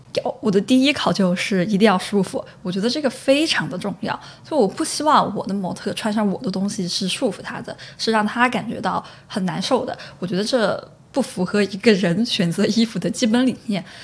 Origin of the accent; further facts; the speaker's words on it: Chengdu, Sichuan, China; moved away as an adult; also born or lived in Shandong (ancestral); now in United Kingdom; 我比较想回到成都回到我的家乡